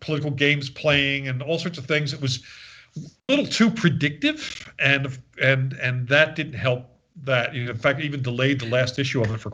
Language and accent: English; Philadelphia, Pennsylvania, United States; I grew up in Philadelphia